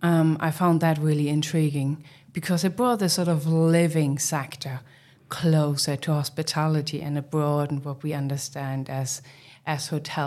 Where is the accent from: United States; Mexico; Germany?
Germany; East Germany; English is a second language; moved away; Yeah, I mean, I'm originally from Germany, from East Germany. And I think I started off as a kitchen porter back in the days as a teenager.